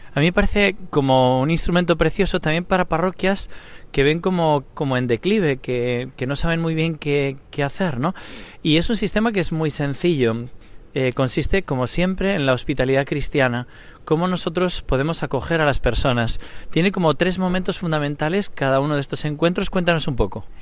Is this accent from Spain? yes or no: yes; Spain; como nosotros españoles